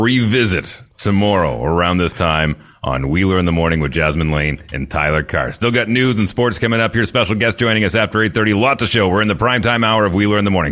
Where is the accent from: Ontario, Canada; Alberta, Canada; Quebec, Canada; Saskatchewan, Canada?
Alberta, Canada; Fort McMurray; in my hometown way up in northern Alberta. Uh, we, we, it was such a new city. I mean, Fort McMurray was basically built overnight